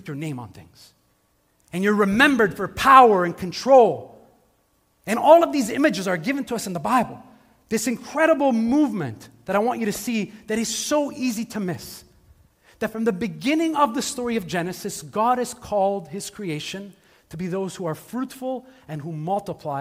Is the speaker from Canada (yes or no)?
yes; Montreal, Quebec, Canada; I grew up in Montreal.